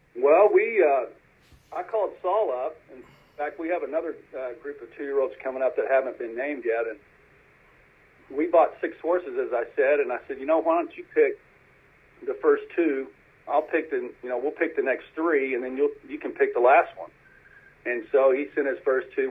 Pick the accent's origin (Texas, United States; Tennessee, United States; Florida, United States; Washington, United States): Texas, United States; Fort Worth; also born or lived in Southern California / Louisiana; I'm from, I'm from Fort Worth, Texas, and born and raised